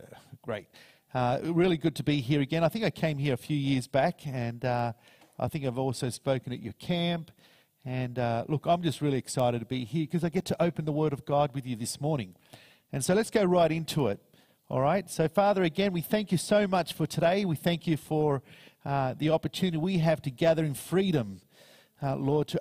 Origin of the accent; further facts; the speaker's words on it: Paraguay; also born or lived in United States; now in Australia; I'm originally from Paraguay.